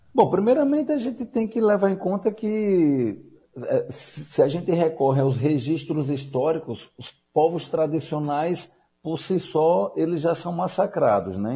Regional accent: Aracaju, Sergipe, Brazil; moved away as an adult; also born or lived in Cuba / Recife; Eu sou natural de Aracaju

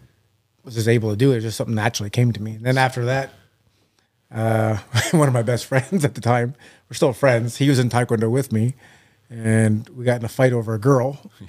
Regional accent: Dresden, Ontario, Canada; I was from Dresden, which is a very like 2,600 people.

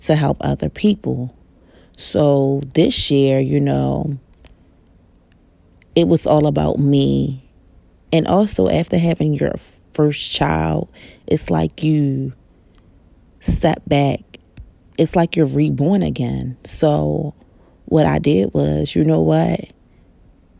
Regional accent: Baltimore, Maryland, United States; I know that I'm from Baltimore, Maryland

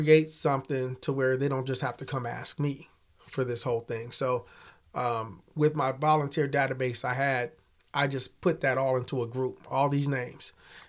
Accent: Kansas City, United States; now in Topeka, United States; I mean, I'm from Kansas City originally, and when we moved here, I wasn't happy about it.

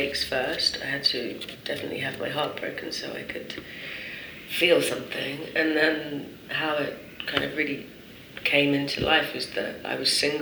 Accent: London, United Kingdom; now in Paris, France; I was born in London and I come here

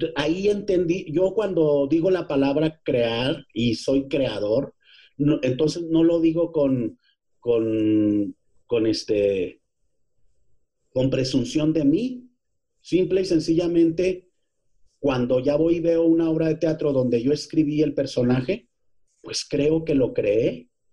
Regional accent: Ciudad Juárez, Chihuahua, Mexico; moved away as an adult; also born or lived in Parral, Chihuahua; now in Mexico City, Mexico; yo nací en Parral, pero tú eres de donde te formaste y yo me formé teatrero, soy y soy y como yo soy más teatro que otra cosa, pues soy 90% juarense

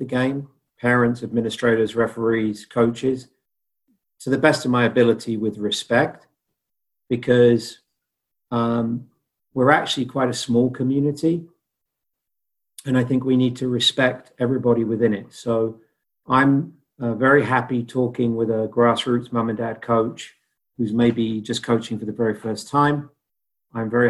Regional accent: United Kingdom; moved away; growing up in Great Britain

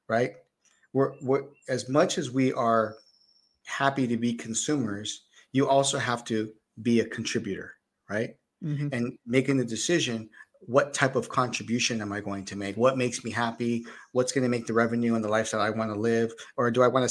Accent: Bay Area, California, United States; moved away; I came from the Bay Area also. So as a kid growing up, we learned programming

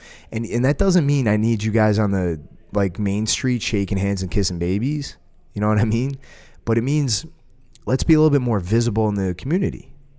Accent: United States; You know, I'm an American, but I will say this: it's the same thing that we do here.

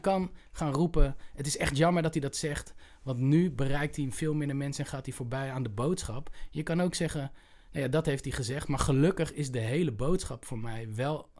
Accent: Utrecht, Netherlands; ik kom uit Utrecht.

